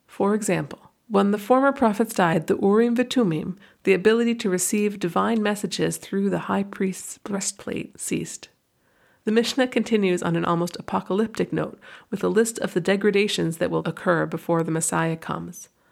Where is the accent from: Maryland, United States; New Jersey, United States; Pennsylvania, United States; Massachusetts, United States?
Massachusetts, United States; near Boston; now in New York, United States; When I was around middle school age, growing up near Boston